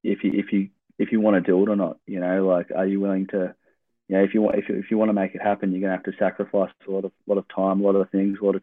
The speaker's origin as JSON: {"language": "English", "town": "Traralgon", "region": "Victoria", "country": "Australia", "tie": "born or raised there", "moved": "as an adult", "lives_now": "Oregon, United States", "said": "growing up in Traralgon and a lot of travel and a lot of time by myself on public transport"}